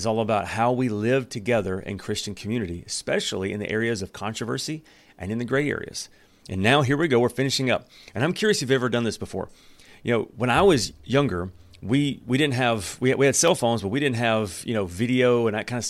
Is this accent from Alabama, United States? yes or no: yes; Alabama, United States; moved away; where I come from Alabama